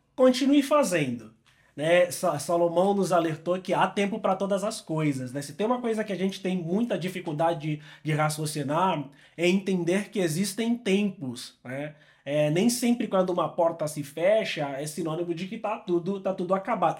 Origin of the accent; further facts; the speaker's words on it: Angola; moved away as an adult; also born or lived in São Paulo, Brazil; eu sou angolano, eu gosto de me apresentar como um angolano pelo mundo